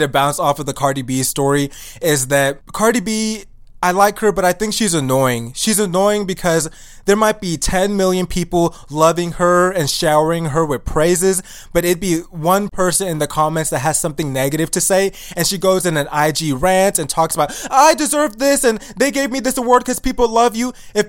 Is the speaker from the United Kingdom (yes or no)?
no; Nigeria; But he doesn't know that I'm African and I'm Nigerian, and I'm not like those other people that he tried to fight in the past.